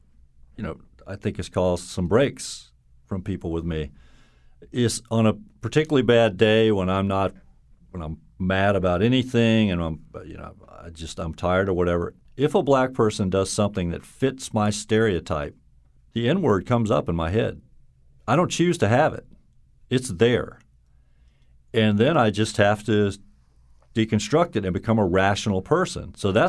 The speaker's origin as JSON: {"language": "English", "region": "the South", "country": "United States", "lives_now": "Connecticut, United States", "said": "But, you know, I'll always identify as a Southerner."}